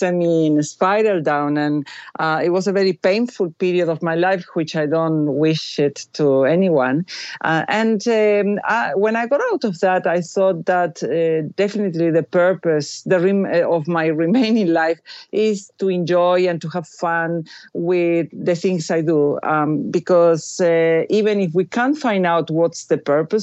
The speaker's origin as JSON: {"language": "English", "region": "Buenos Aires", "country": "Argentina", "tie": "born or raised there", "moved": "yes", "said": "I was raised Catholic. I went to a Catholic school. I come from Buenos Aires, Argentina"}